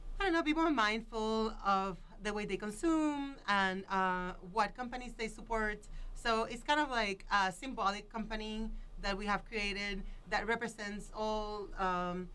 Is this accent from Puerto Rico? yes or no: yes; Puerto Rico; now in Boulder, United States; I'm from Puerto Rico